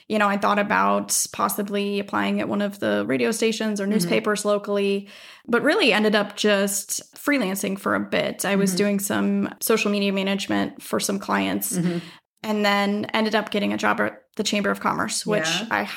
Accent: Minnesota, United States; moved away as an adult; also born or lived in Southern California / Washington DC; now in Oregon, United States; I grew up in Minnesota.

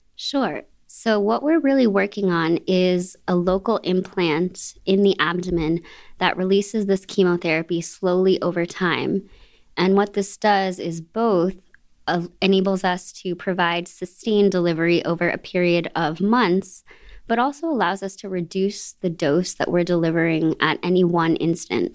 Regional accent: Boston, Massachusetts, United States; I'm a local. I'm from the Boston area

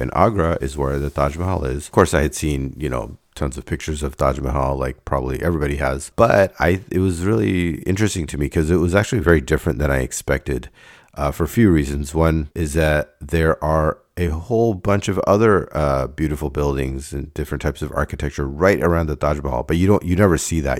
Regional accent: Davis, California, United States; I started missing Davis as my home

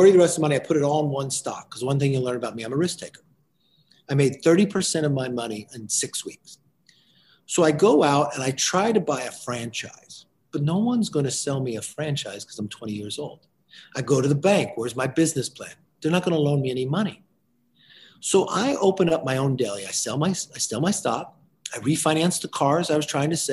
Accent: hometown 2 hours from Los Angeles, California, United States; not far from my hometown, 2 hours

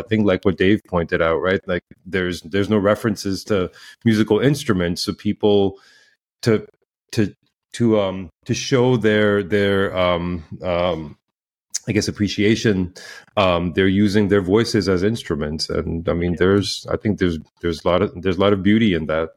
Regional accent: Pakistan; moved away; I grew up in in Pakistan

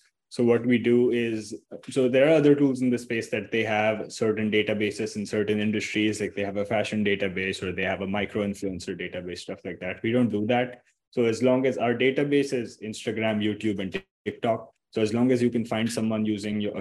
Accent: Mumbai, Maharashtra, India; I'm from Mumbai, India.

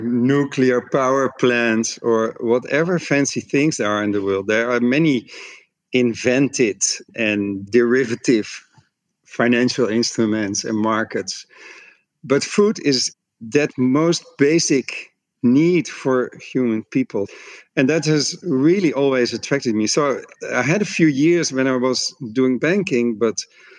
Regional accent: Netherlands; my home country, the Netherlands

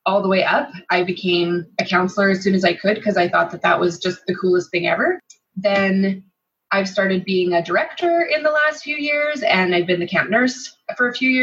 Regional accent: Calgary, Alberta, Canada; growing up in Calgary, I always had Sunday morning church.

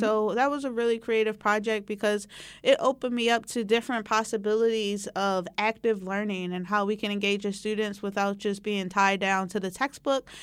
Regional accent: Philadelphia, Pennsylvania, United States; also born or lived in Poughkeepsie, New York / California; I grew up in the West Philadelphia area

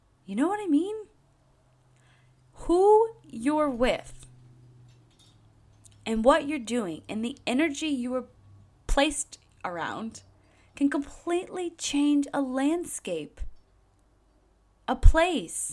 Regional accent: New Hampshire, United States; moved away; I grew up in New Hampshire

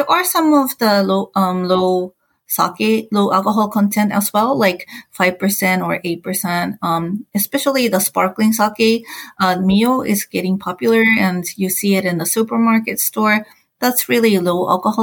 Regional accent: Japan; English is a second language

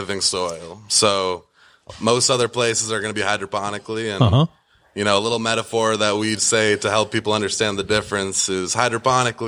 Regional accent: Watertown, Massachusetts, United States; we're all from Watertown

